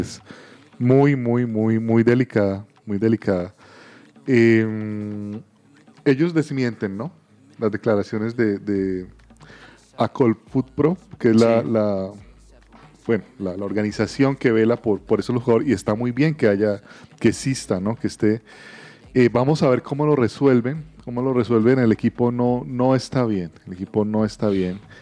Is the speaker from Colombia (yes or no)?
yes; Colombia; como colombianos celebramos